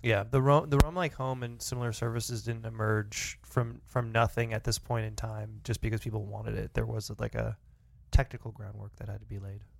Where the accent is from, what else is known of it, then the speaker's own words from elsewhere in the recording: Canada; as a Canadian